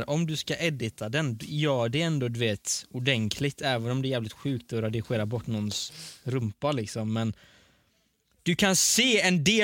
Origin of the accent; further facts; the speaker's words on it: Sweden; born there; Ja, jag är född i Sverige.